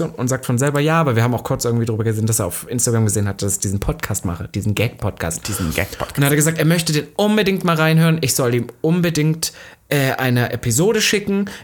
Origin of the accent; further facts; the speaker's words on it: Germany; aber als Deutscher, das nicht, äh, nicht, dass ich jetzt sage